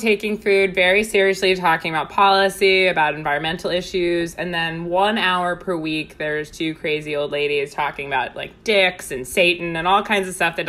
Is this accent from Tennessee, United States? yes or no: no; Northport, New York, United States; I'm from Long Island